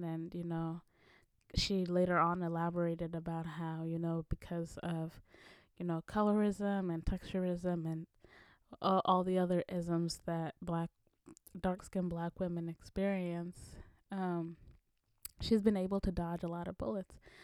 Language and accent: English; Kenya; moved away; my home country, Kenya